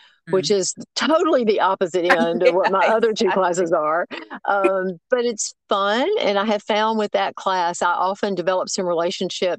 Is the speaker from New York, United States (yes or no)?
no; Memphis, Tennessee, United States; moved away as an adult; now in Tuscaloosa, United States; I was born and raised in Memphis